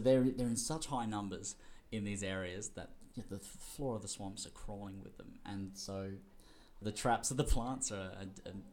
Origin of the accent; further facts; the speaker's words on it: Whyalla, South Australia, Australia; also born or lived in Adelaide; I grew up in Whyalla in country South Australia